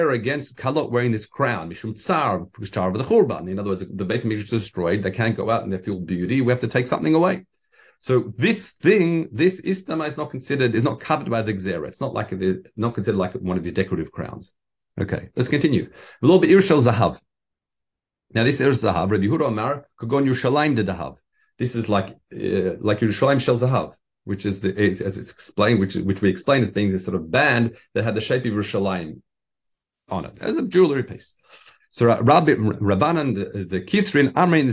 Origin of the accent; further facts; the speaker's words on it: Australia; being an Australian